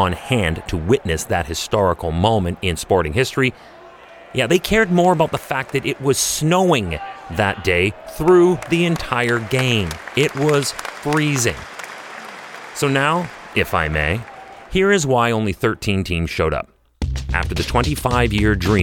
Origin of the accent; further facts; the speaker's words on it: Canada; I'm a Canadian